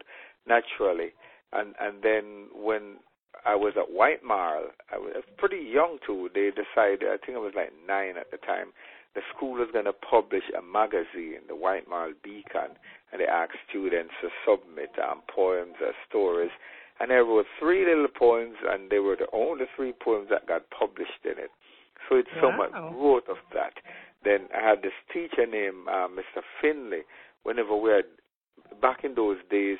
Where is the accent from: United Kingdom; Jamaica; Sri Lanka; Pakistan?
Jamaica; Saint Catherine; moved away; also born or lived in Westmoreland, Jamaica / Clarendon, Jamaica / St. Elizabeth, Jamaica; finally ended up growing up in St. Catherine, a little district named Central Village.